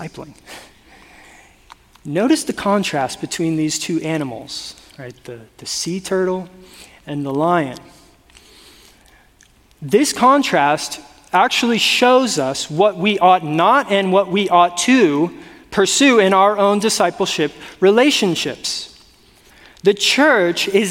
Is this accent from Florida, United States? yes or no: yes; South Florida, United States; now in Northern California, United States; I grew up in, again, South Florida, not even like North Florida.